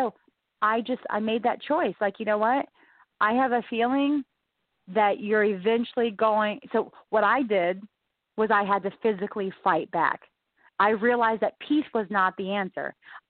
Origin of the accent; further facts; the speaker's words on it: Gulfport, Mississippi, United States; born there; I was born in Mississippi, and then I had to move to, I was born in Gulfport, Mississippi.